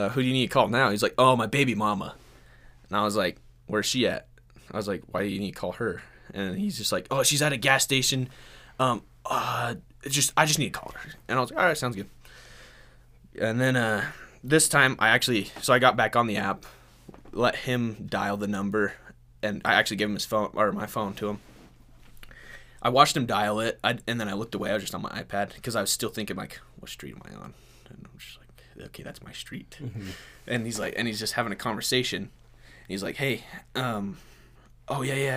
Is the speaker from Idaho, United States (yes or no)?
yes; Blackfoot, Idaho, United States; I'm from Blackfoot, Idaho